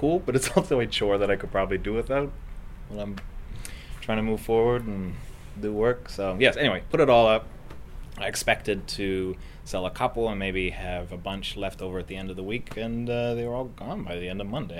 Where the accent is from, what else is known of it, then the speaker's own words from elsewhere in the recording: Richmond, British Columbia, Canada; accent: Richmond accent; I'm from Vancouver. I grew up in Richmond.